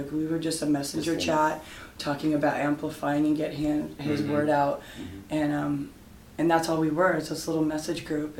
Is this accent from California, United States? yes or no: yes; San Diego, California, United States; I'm the co-founder of Envoys for Beto, and I'm from San Diego, California.